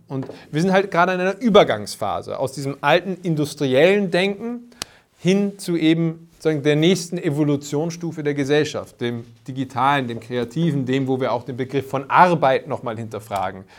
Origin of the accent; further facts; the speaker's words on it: Vienna, Austria; bei uns in Wien